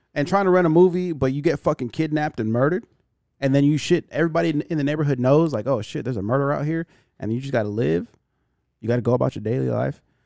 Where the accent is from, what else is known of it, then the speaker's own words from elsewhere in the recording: United States; I'm American